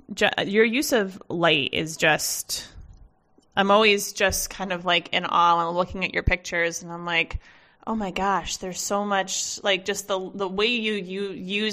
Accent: Massachusetts, United States; I grew up in the East Coast, so I'm from Massachusetts

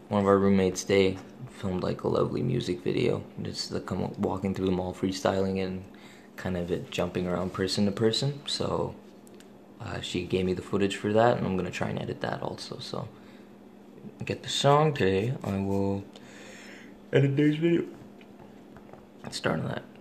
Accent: Coquitlam, British Columbia, Canada; Coquitlam. I grew up in Coquitlam. So Metro Vancouver

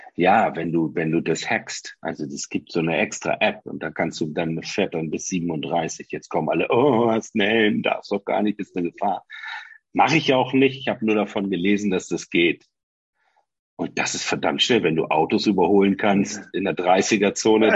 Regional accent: Oldenburg, Lower Saxony, Germany; Ich bin ja ein Oldenburger

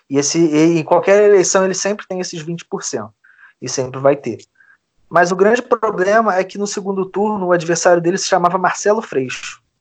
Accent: Niterói, Rio de Janeiro, Brazil; É, eu sou de Niterói, mas é. a minha vida é toda com, completamente dependente do Rio de Janeiro.

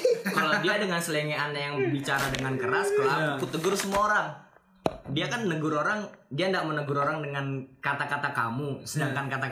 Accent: Samarinda, East Kalimantan, Indonesia; asal Samarinda Samarinda asal asalku memang dari Samarinda

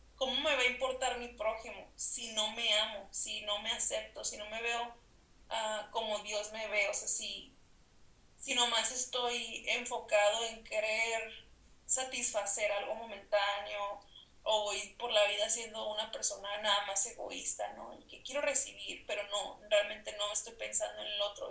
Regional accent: Mexicali, Baja California, Mexico; Soy norteña también, Mexicali, Baja California, soy psicóloga

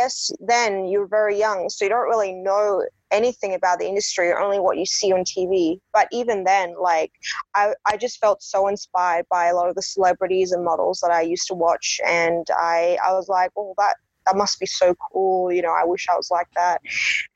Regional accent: Australia; I'm born and raised in Australia, but I'm half Persian, half German

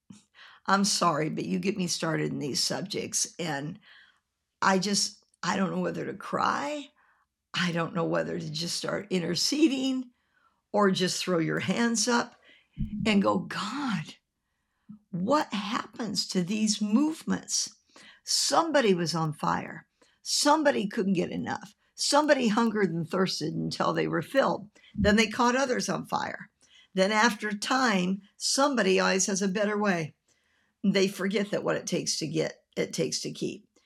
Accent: Nebraska, United States; also born or lived in Tampa, Florida; now in Florida, United States; When I was growing up in Nebraska

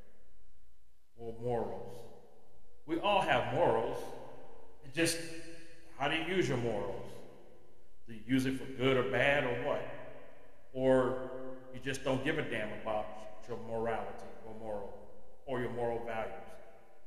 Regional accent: United States; As an American

